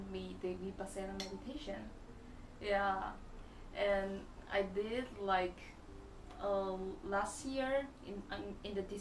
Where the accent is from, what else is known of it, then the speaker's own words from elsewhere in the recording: China; English is a second language; moved away as an adult; now in South Korea; I'm from China. I've been in Korea like three years.